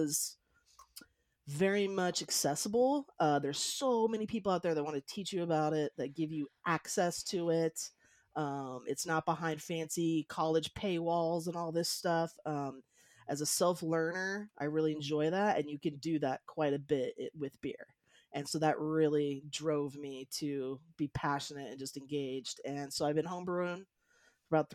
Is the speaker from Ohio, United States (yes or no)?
no; Long Beach, California, United States; moved away as an adult; also born or lived in Ireland / Colorado; I grew up in SoCal, Long Beach area